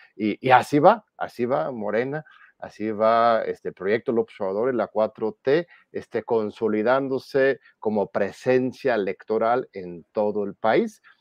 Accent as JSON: {"language": "Spanish", "country": "Mexico", "said": "como pueblo mexicano"}